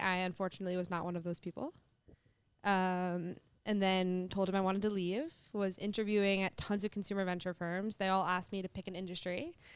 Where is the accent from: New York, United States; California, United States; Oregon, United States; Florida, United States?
New York, United States; New York City; I grew up in New York City